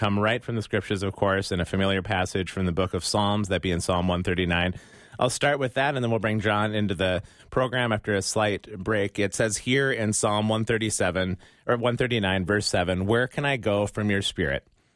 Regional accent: United States; accent: American; my American accent

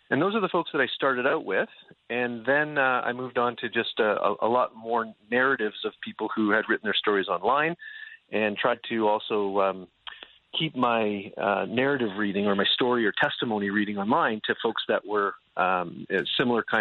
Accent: Canada; now in United States; well, I haven't had to shovel my driveway since I've been here, and I'm originally from Canada.

